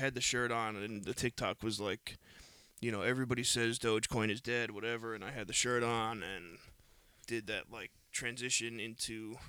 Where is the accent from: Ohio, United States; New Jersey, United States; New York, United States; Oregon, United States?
New York, United States; I'm sorry that we're from New York and in Florida